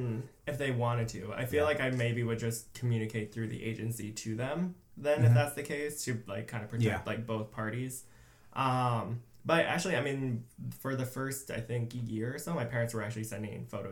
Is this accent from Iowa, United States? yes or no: yes; Iowa, United States; moved away as an adult; also born or lived in South Korea; now in Chicago, United States; and then I grew up in Iowa for most of my life, and I moved to Chicago in 2015